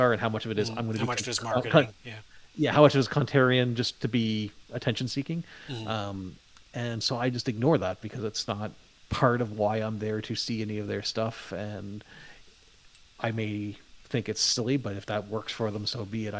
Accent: Canada; now in Toronto area, Canada; where I grew up in Canada, winters were terrible. Where I live now, near the Toronto area, winters are not bad.

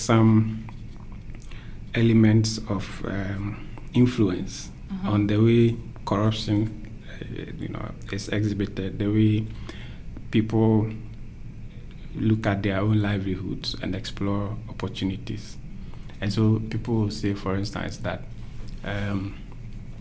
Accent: Ghana; moved away as an adult; also born or lived in London, United Kingdom; now in Melbourne, Australia; I come from Ghana.

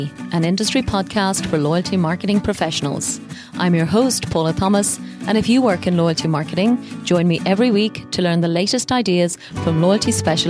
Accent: Ireland; moved away; going back to my home country of Ireland

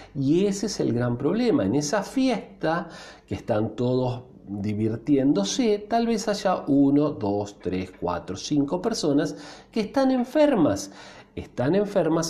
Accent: Argentina

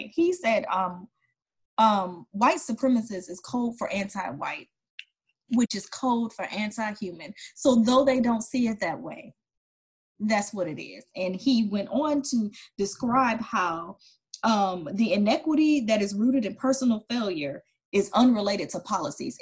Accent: Detroit, Michigan, United States; I'm from Detroit, and though it wasn't called Chocolate City, my whole experience, I went K through 12 was all Black, my neighborhood

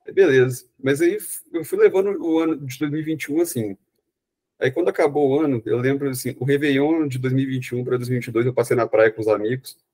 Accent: Belo Horizonte, Minas Gerais, Brazil; eu sou de Belo Horizonte

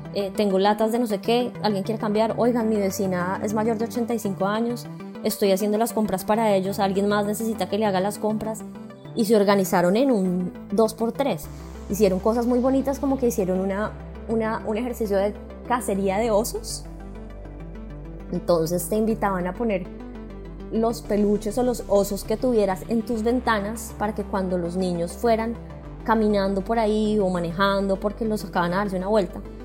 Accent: Colombia; moved away as an adult; now in Raleigh, United States; soy colombiana, tengo treinta y ocho años, Vivo en este momento en Raleigh, Carolina del Norte

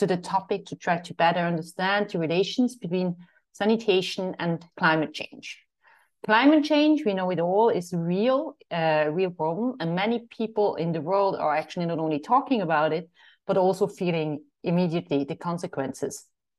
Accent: Eerbach, Switzerland; I'm from Eerbach, Switzerland.

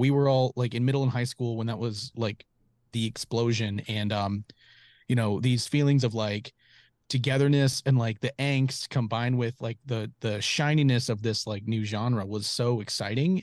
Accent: Charlotte, North Carolina, United States; moved away as an adult; also born or lived in Raleigh, North Carolina; now in Los Angeles, United States; I'm from, from Charlotte, like kind of south-ish Charlotte, um, like Providence, Ballantine area

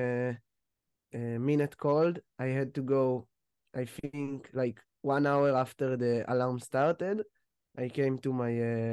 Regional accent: Ness Ziona, Central District, Israel; I'm from Nes Tziona.

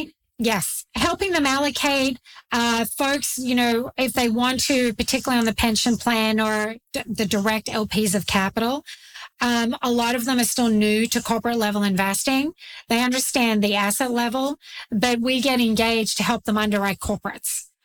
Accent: Australia; moved away as an adult; now in United States; I grew up in Australia, the land down under. I grew up very rural in a dairy farming community

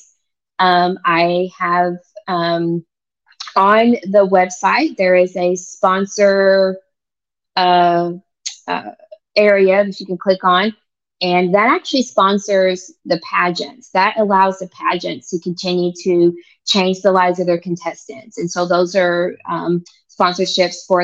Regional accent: Oklahoma, United States; moved away as an adult; now in Virginia Beach, United States; I'm actually from Oklahoma. I'm a native Oklahoman

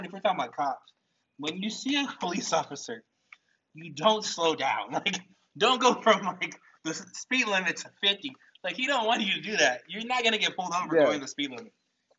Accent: California, United States; now in Texas, United States; I'm from California, came to Texas.

